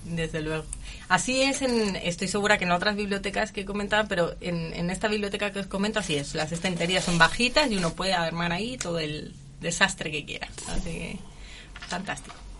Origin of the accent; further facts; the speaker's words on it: Spain; moved away as an adult; now in Curicó, Chile; yo soy española